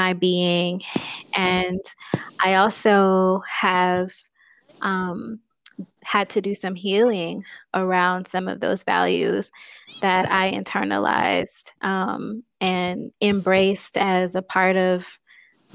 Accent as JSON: {"language": "English", "town": "Houston", "region": "Texas", "country": "United States", "tie": "born or raised there", "also_born_or_lived": "Louisiana / Chicago", "moved": "yes", "said": "I'm originally from Houston, Texas"}